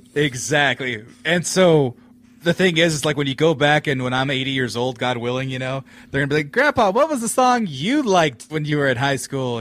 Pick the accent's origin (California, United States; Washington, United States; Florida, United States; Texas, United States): California, United States; also born or lived in Fresno; I'm from California